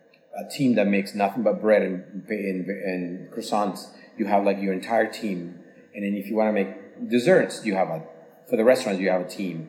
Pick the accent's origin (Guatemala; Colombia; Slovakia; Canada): Slovakia; moved away; also born or lived in San Francisco, United States / Dubai, United Arab Emirates; my grandmother used to make when I grew up in Slovakia